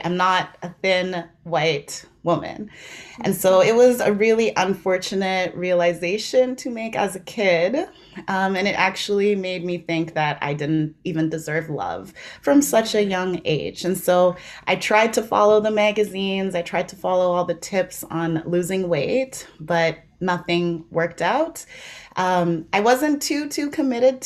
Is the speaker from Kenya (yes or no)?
no; South Africa; now in Canada; it starts back in South Africa, which is where I'm from